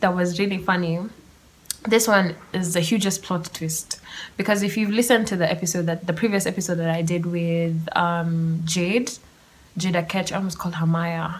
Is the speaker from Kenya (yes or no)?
yes; Kenya; being Kenyan